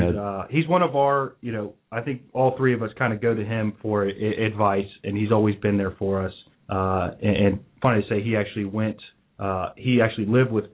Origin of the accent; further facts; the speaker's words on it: Norwood, Ohio, United States; now in West Chester, United States; Yeah, we're all from Norwood.